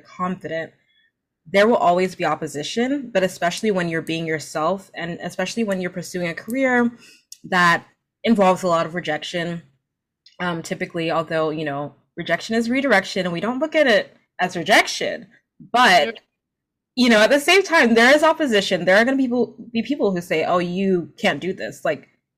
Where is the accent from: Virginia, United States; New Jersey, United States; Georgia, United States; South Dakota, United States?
New Jersey, United States; My parents are Nigerian immigrants, so they came to New Jersey when, a couple years before I was born from Nigeria, and because of that, like I grew up, obviously, I was born in America